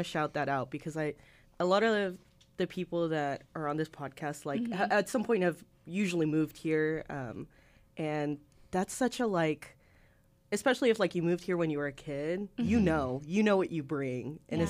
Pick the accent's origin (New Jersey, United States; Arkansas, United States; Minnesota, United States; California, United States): Arkansas, United States; So my family is from Peru, and I grew up here in Arkansas.